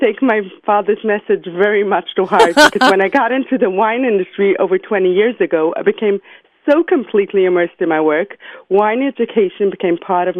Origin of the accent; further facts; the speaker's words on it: New York City, New York, United States; I was born and raised in Brooklyn, New York. I still live there today. I'm a mother of 7 beautiful children